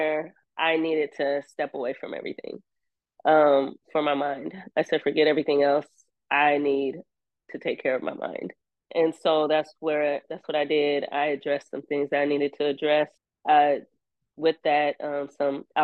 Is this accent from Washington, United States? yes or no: yes; Seattle, Washington, United States; I'm from Seattle.